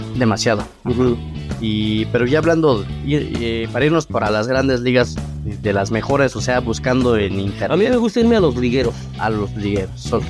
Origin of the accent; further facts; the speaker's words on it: Mexico; el mexicano tenemos esa parte